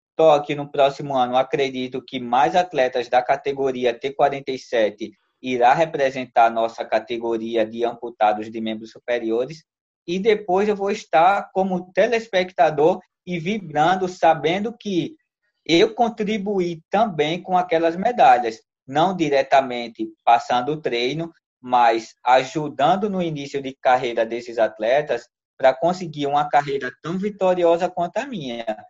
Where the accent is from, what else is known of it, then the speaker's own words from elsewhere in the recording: Maceió, Alagoas, Brazil; minha terra natal, que é Maceió, Alagoas